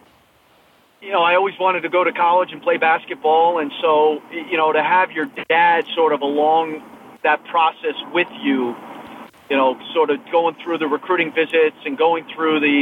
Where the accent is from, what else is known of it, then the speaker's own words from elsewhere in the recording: Massachusetts, United States; I grew up in Massachusetts